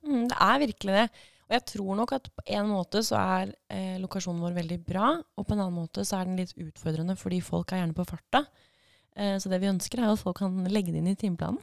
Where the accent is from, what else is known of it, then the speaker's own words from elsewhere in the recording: Fredrikstad, Østfold, Norway; also born or lived in Nesodden / Oslo / Edinburgh; now in Drammen, Norway; jeg er opprinnelig fra Fredrikstad, flytta til Nesodden